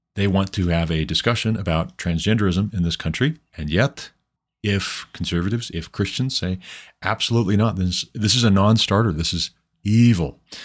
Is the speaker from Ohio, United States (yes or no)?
no; Montana, United States; I am from Montana